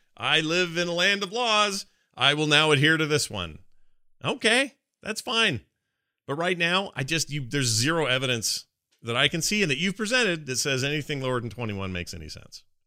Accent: Utah, United States; my home state, which I have a lot of pride

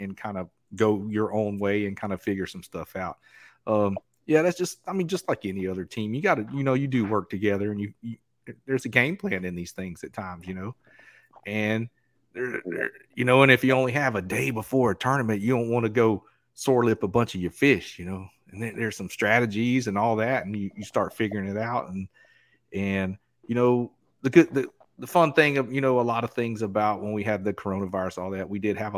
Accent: Southeast Georgia, United States; moved away; I grew up in Southeast Georgia

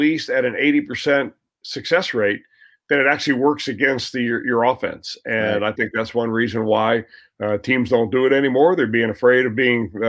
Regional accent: Cincinnati, Ohio, United States; I was raised in Cincinnati

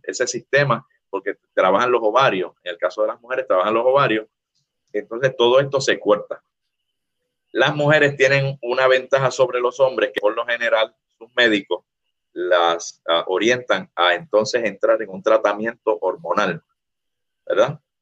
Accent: Puerto Rico; Como decimos en Puerto Rico

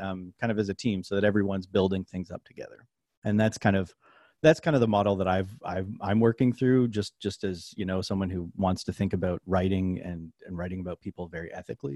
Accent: Nova Scotia, Canada; moved away as an adult; also born or lived in New Orleans, Louisiana; I'm from Nova Scotia, Canada. I moved down to New Orleans in 2013

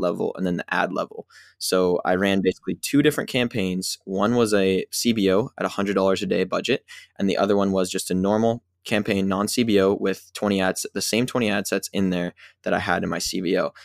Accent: Pacific Northwest, United States; I'm from the Pacific Northwest

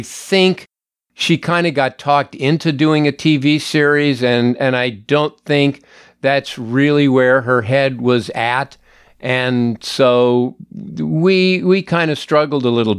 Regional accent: Los Angeles, California, United States; I grew up in the San Fernando Valley in Los Angeles.

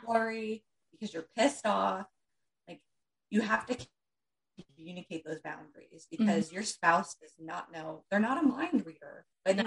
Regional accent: Pennsylvania, United States; moved away as an adult; now in New Jersey, United States; we're in New Jersey now. We grew up in Pennsylvania

